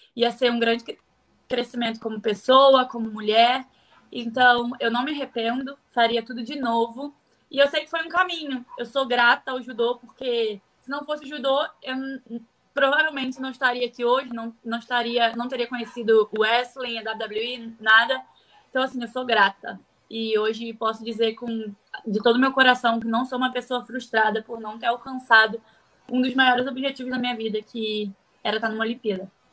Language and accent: Portuguese; Rio de Janeiro, Brazil; also born or lived in Bom Jesus do Itabapoana, Rio de Janeiro / Espírito Santo; Mas voltei para o Rio muito novinha, acho que eu tinha dois anos. E eu morei na comunidade